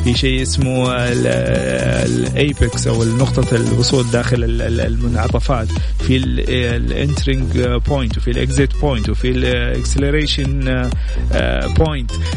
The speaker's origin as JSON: {"language": "Arabic", "country": "Saudi Arabia", "said": "كأول سعودي"}